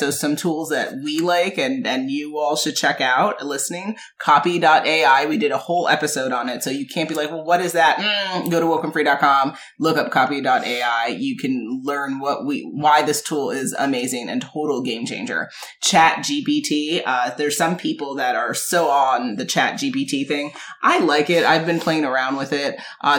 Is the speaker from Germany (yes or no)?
no; Jamaica; So, as y'all know, I'm Jamaican with 1,000 jobs.